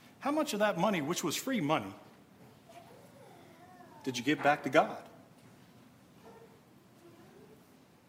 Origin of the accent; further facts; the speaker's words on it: United States; As American Christians